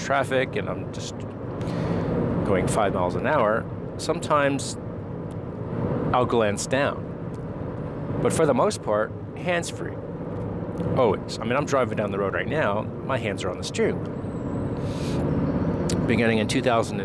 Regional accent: New Jersey, United States; now in Maryland, United States; growing up in New Jersey

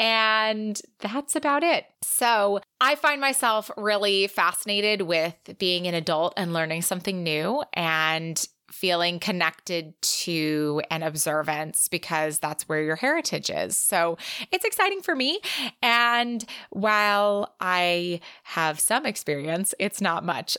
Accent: California, United States; moved away as an adult; also born or lived in Israel; growing up in California

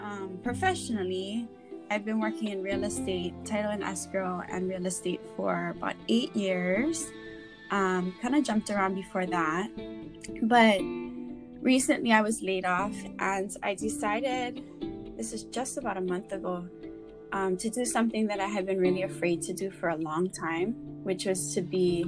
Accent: Honolulu, Hawaii, United States; also born or lived in Wahiawa Heights; Was born and raised in Honolulu, but now live in Wahiawa Heights

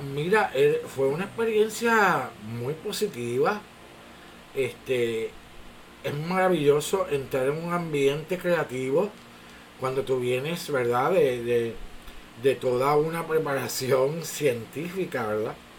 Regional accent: Bayamón, Puerto Rico; also born or lived in Orlando, Florida / New York; vine a, crecer a Bayamón y básicamente he estado aquí toda mi vida

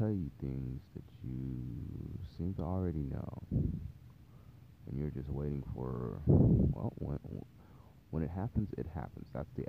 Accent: Taiwan; born there; I wasn't born in the United States, but I was born to parents that were. And wherever we were, I was born in Taiwan.

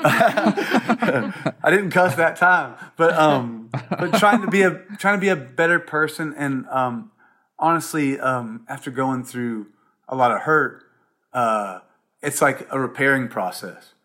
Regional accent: Columbia, South Carolina, United States; moved away; also born or lived in Charleston, South Carolina / Seattle; growing up in South Carolina and Columbia, um, or Charleston

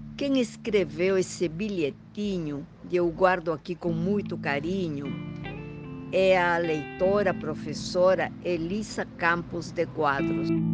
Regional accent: Huancayo, Junín, Peru; accent: Peruvian; Portuguese is a second language; moved away as an adult; also born or lived in Lima, Peru / Paris, France; now in Brazil; Vocês devem estar sentindo no meu sotaque que eu sou peruana, mas moro no Brasil há muito, muito tempo

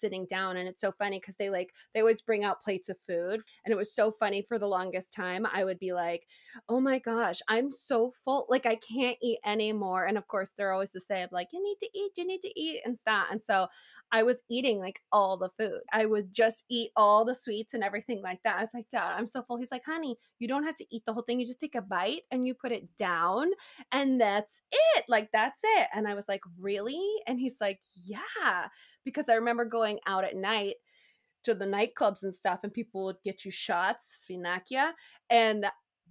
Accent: Bay Area, California, United States; I grew up in California in the Bay Area.

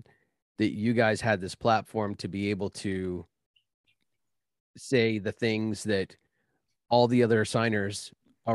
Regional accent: Northern California, United States; we're all from Northern California.

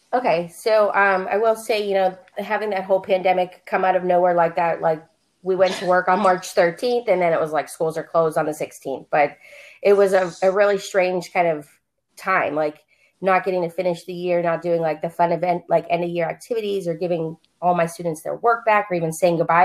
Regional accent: Pittsburgh, Pennsylvania, United States; moved away as an adult; now in Phoenix, United States; I live in Phoenix, Arizona. Um, but I'm originally from Pittsburgh, Pennsylvania

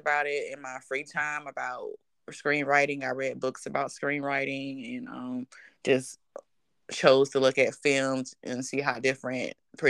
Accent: Durham, North Carolina, United States; So I'm originally from Durham. I went to Northern High School

